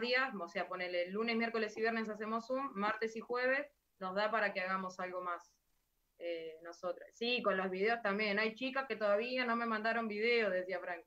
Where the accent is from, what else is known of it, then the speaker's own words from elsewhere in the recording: Mechita, Buenos Aires Province, Argentina; moved away as an adult; also born or lived in Lincoln; now in Buenos Aires, Argentina; En Mechita, donde mi pueblo